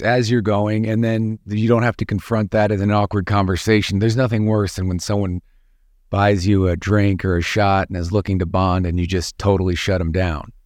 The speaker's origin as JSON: {"language": "English", "town": "Chicago", "region": "Illinois", "country": "United States", "tie": "born or raised there", "said": "growing up in Chicago"}